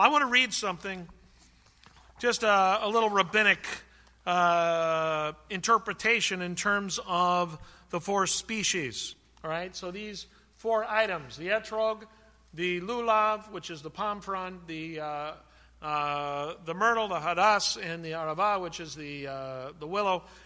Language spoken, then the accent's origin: English; California, United States; When I grew up in California, when I was a kid